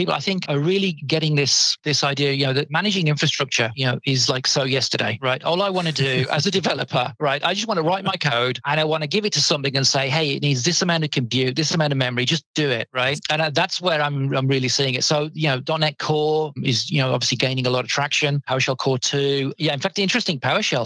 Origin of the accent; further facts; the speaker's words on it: United Kingdom; I'm a Brit